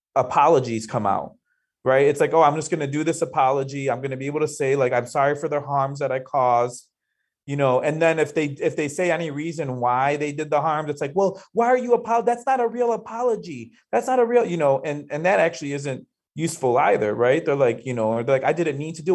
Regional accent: Chicago, Illinois, United States; I um, am born and raised in Chicago, and I grew up on the South Side

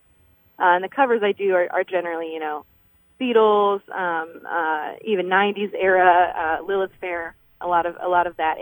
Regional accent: Cincinnati, Ohio, United States; now in Akron, United States; So I'm from Akron, Ohio, originally down in Cincinnati, Ohio, actually

